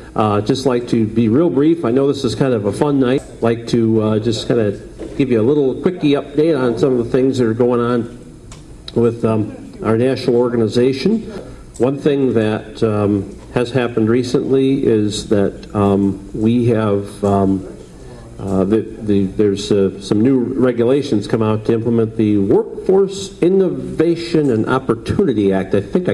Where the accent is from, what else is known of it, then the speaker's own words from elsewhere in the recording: Chicago, Illinois, United States; I'm from Chicago. So we're both from Chicago.